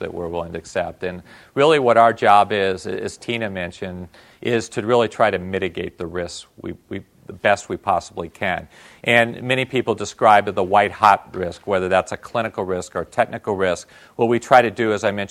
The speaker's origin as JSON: {"language": "English", "region": "Northeast", "country": "United States", "also_born_or_lived": "Tokyo, Japan", "moved": "yes", "lives_now": "Bay Area, United States", "said": "I'm from the Northeast"}